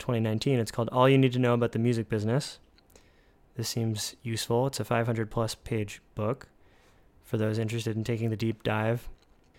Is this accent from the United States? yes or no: yes; Montage Mountain area, Pennsylvania, United States; Big venue from my hometown where I grew up, the Pavilion, originally known as the Montage Mountain Performing Arts Center